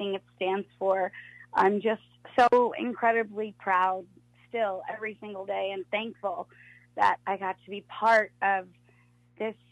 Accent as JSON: {"language": "English", "area": "Long Island", "region": "New York", "country": "United States", "said": "I'm from Long Island"}